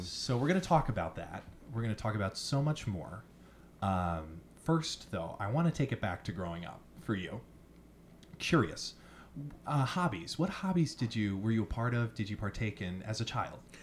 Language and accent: English; Long Island, New York, United States; I'm, I'm a simpleton from Long Island, New York